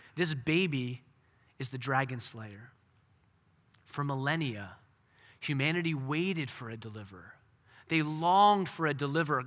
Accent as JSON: {"language": "English", "country": "United States", "said": "for us as American Christians"}